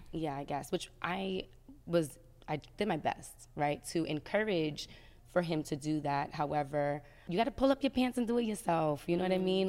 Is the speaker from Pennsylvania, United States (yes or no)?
no; New Jersey, United States; I'm from Jersey